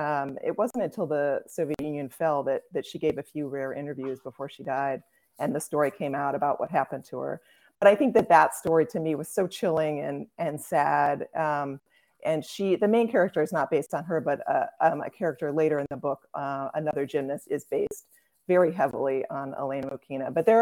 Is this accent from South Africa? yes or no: no; Brussels, Brussels-Capital Region, Belgium; born there; Yes, I was born in Brussels. My parents lived there for a few years.